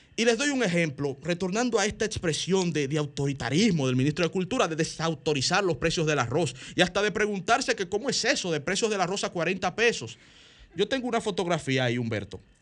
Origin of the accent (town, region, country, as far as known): Dominican Republic